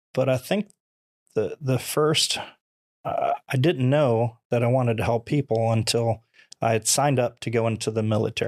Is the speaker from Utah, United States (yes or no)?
no; Nokomis, Florida, United States; also born or lived in New Jersey / Venice, Florida; I was born in New Jersey. I've been in Florida since I was five years old